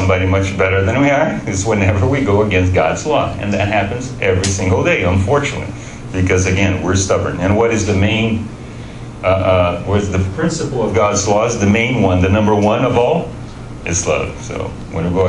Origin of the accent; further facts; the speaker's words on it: Brazil; we're all from Brazil